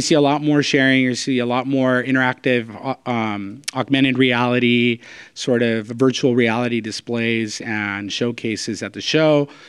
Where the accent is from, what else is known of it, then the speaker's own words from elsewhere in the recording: Southern California, United States; born and raised in Southern California